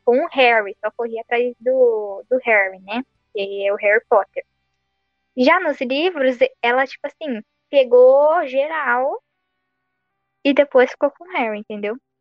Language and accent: Portuguese; Santo André, São Paulo, Brazil; Eu sou de Santo André.